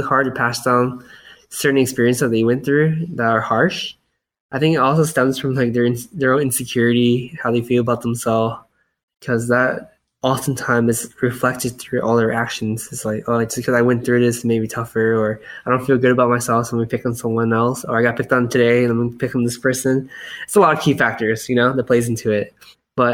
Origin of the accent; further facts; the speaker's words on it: United States; I was born in America, but I grew up in a very Asian household where we didn't speak that much English.